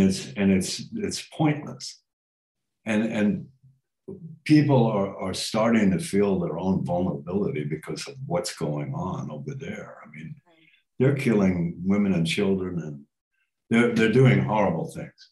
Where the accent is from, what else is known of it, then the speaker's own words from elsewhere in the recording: New York, United States; moved away; I came from New York